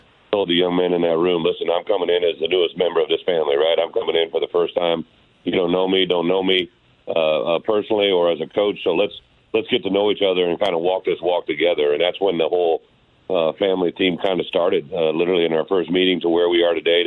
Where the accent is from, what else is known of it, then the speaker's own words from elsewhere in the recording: Illinois, United States; my home state